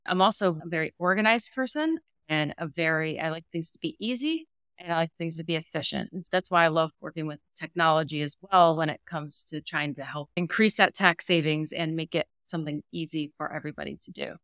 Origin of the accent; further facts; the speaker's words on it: Massachusetts, United States; also born or lived in Georgia / Rochester, New York; now in Knoxville, United States; originally from Massachusetts